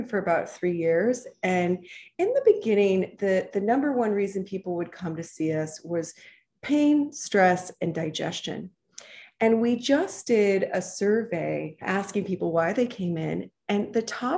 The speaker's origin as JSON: {"language": "English", "town": "Seattle", "region": "Washington", "country": "United States", "tie": "born or raised there", "said": "I grew up in Seattle"}